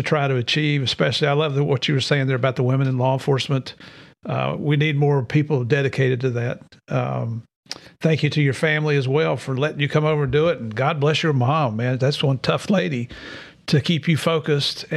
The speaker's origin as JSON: {"language": "English", "region": "Southeast", "country": "United States", "said": "I'm from the Southeast, so Minnesota, North Dakota"}